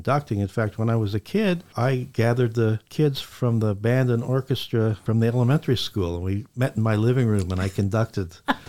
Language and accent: English; Kansas, United States; also born or lived in Texas; now in Trenton, United States; I grew up in Kansas. Everybody's the same.